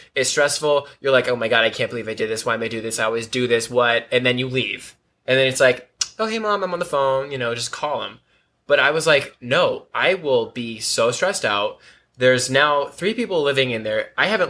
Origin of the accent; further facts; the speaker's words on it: Bay Area, California, United States; moved away as an adult; now in San Diego, United States; Northern California. So, the Bay Area. I was born and raised in the Bay Area.